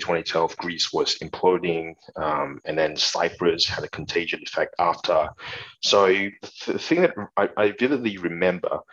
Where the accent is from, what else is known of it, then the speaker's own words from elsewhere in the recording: Malaysia; moved away as an adult; also born or lived in Singapore; now in Australia; So I was born and I grew up in Malaysia, and I went to Singapore to study and also worked there for a few years